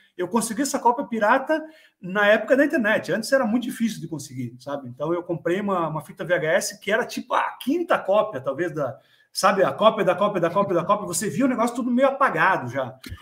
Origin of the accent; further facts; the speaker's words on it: Brazil; moved away; na minha cidade natal, lá no Brasil, uma cidadezinha pequena